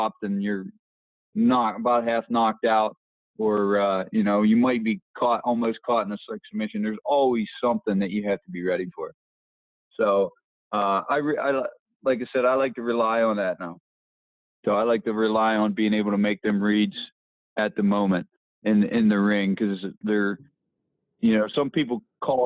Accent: Petersburg, Pennsylvania, United States; I'm from Petersburg

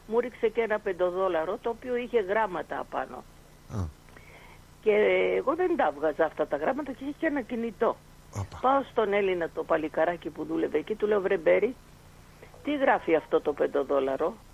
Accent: Mytilene, North Aegean, Greece; και ο κάθε ένας που το έχω στα χέρια μου ότι είμαι και εγώ από τη Μυτιλίνη.

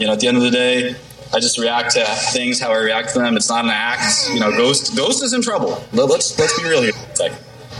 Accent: New York City, New York, United States; I'm a young man. I'm 32. I'm from Brooklyn, too.

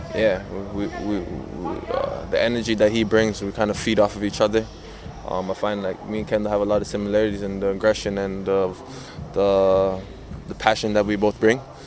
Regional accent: Canada; being a Canadian

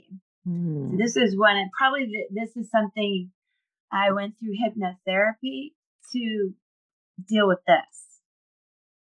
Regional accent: Cocoa Beach, Florida, United States; now in Tampa area, United States; I grew up in Cocoa Beach. I'm a Florida girl.

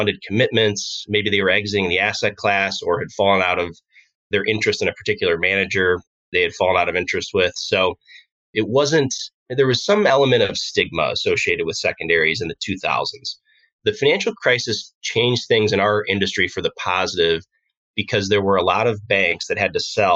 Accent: Aurora, Illinois, United States; I grew up in Aurora, Illinois

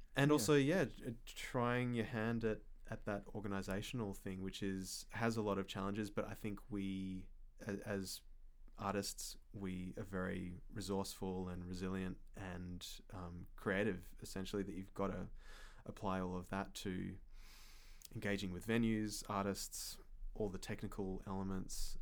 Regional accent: Perth, Western Australia, Australia; moved away; also born or lived in Fremantle; my hometown in Perth

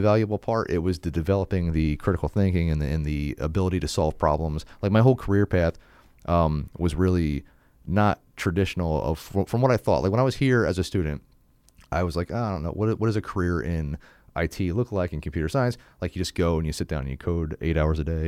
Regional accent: New Jersey, United States; also born or lived in England; I grew up in South Jersey

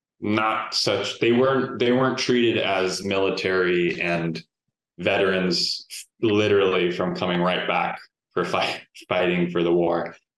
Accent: Houston, Texas, United States; people who also have from Houston have never told me specifically, I'm from Houston, I've never heard that story in my life.

